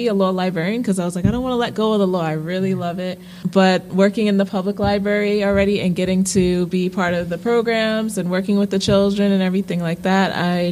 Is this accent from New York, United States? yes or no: yes; Freeport, New York, United States; I grew up in Freeport too